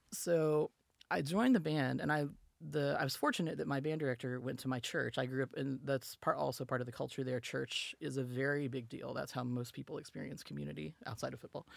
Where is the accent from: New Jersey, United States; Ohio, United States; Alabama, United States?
Alabama, United States; Pelham; moved away as an adult; also born or lived in Tempe, Arizona; now in Washington, DC area, United States; it's a little town called Pelham. Um, and I grew up there